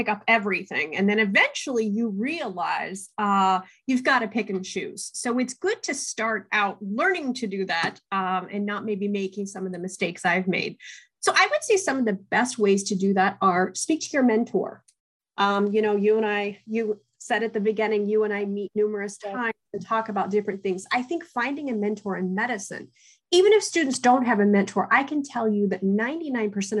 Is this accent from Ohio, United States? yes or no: yes; Southern Ohio, United States; growing up in Southern Ohio, I'm actually a first generation college student